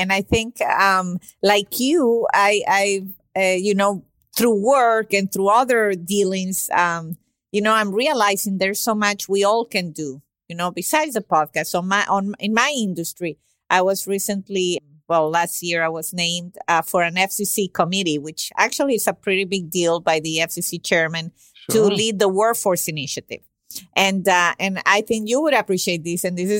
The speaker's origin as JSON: {"language": "English", "country": "Venezuela", "moved": "yes", "said": "I'm originally from Venezuela and I've been here for 24 years."}